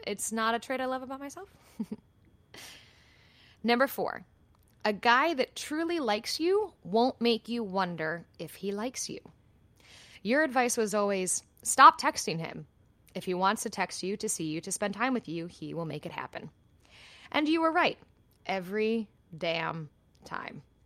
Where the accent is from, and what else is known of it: United States